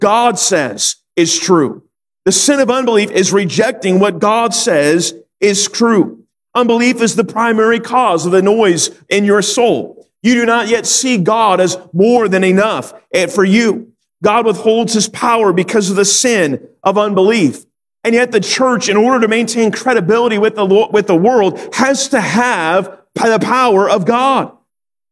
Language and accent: English; Sacramento, California, United States; also born or lived in North Carolina; I grew up in Sacramento, California